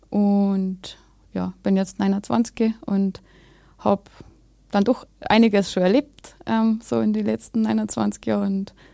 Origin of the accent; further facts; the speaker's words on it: Bavaria, Germany; ich bin ähm, aus Bayern, ähm, aus Deisendorf, das ist äh, ziemlich an der Grenze.